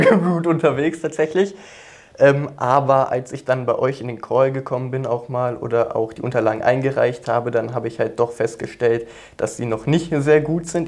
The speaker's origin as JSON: {"language": "German", "area": "near Cologne", "region": "North Rhine-Westphalia", "country": "Germany", "said": "Ich komme aus der Nähe von Köln"}